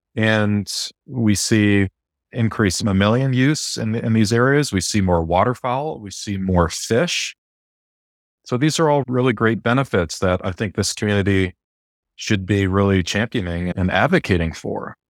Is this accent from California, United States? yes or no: no; near the Adirondack Mountains, New York, United States; now in West Coast, United States; I'm originally from the East Coast and grew up near the Adirondack Mountains